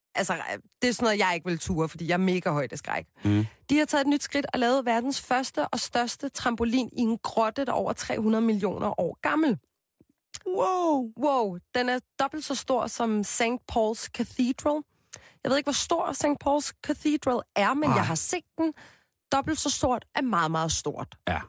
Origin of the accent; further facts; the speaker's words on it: Copenhagen, Capital Region of Denmark, Denmark; Jeg voksede op på Christianshavn med min mor og min far, en storsøster, en lillesøster og en lillebror